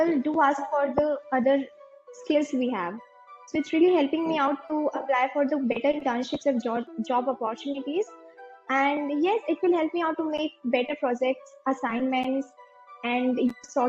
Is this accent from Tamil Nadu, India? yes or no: no; Bilaspur, Chhattisgarh, India; moved away as an adult; now in Pune, India; I am from Bilaspur, Chhattisgarh